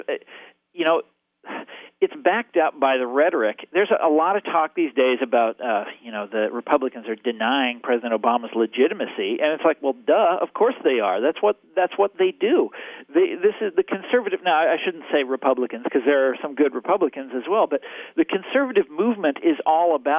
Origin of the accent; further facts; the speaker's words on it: Kansas, United States; my home state of Kansas